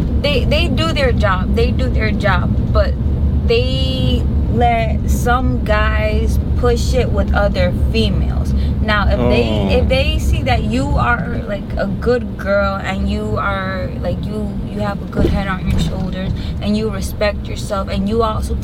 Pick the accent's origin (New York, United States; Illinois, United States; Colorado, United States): New York, United States; now in Florida, United States; I'm from New York.